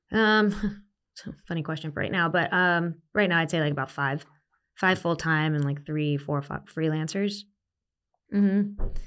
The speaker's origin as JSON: {"language": "English", "town": "Las Vegas", "region": "Nevada", "country": "United States", "tie": "born or raised there", "also_born_or_lived": "Arizona / New York", "moved": "as an adult", "said": "born and raised in Vegas"}